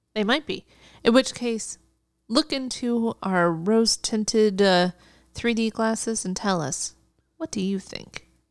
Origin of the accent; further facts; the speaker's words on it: United States; as an American viewer